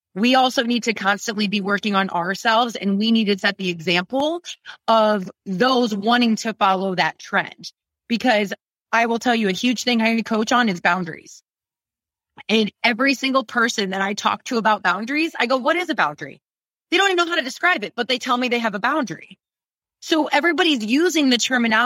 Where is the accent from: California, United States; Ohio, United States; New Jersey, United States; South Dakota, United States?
Ohio, United States; also born or lived in New York; now in Austin, United States; born and raised in Ohio